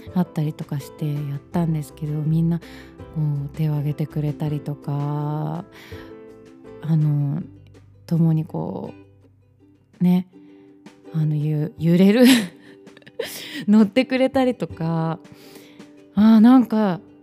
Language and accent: Japanese; Matsue, Shimane, Japan; moved away; 地元松江に帰ってライブをしたいな